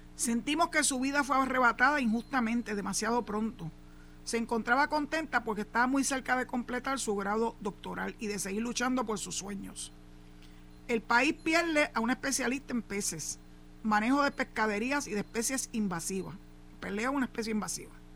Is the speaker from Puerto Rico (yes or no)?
yes; Puerto Rico; also born or lived in Cabo Rojo; Así somos los boricuas